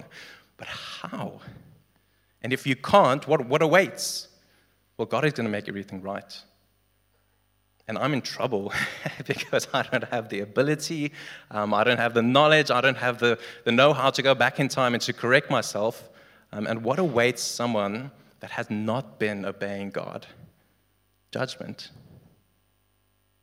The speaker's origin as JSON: {"language": "English", "country": "South Africa", "said": "Legally, I'm a South African citizen."}